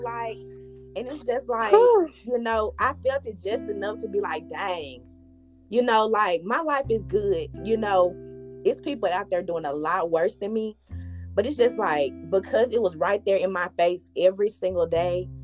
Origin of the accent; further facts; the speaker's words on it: Memphis, Tennessee, United States; I'm from Memphis, grew up in Memphis, left Memphis to go to college, went graduated from UT Martin, came back to Memphis